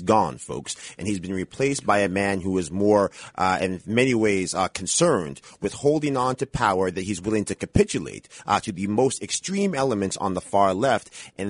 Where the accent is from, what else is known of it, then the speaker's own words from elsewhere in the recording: Yonkers, New York, United States; I'm a Yonkers boy, born Yonkers and raised.